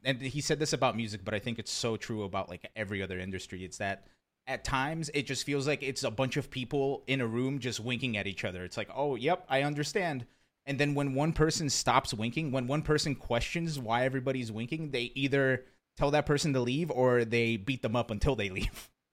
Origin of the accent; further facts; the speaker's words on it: rural Pennsylvania, United States; also born or lived in Brazil; I was born in Brazil, but I grew up in, uh, I grew up in, like, rural Pennsylvania